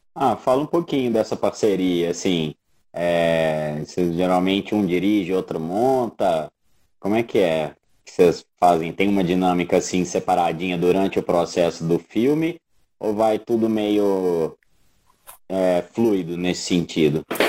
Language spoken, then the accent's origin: Portuguese; Brazil; a gente como bons brasileiros, latino-americanos